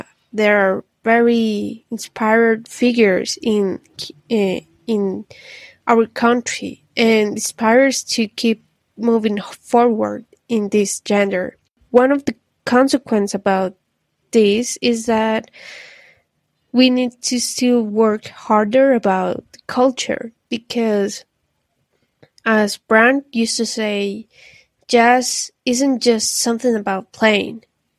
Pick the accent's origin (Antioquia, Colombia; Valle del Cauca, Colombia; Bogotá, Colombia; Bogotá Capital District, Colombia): Antioquia, Colombia; Medellin; I'm from Medellin, Colombia. Greetings from here.